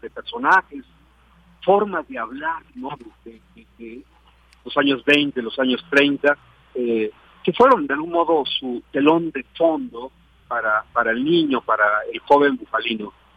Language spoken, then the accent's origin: Spanish; Ahualulco, Mexico; una memoria de mi pueblo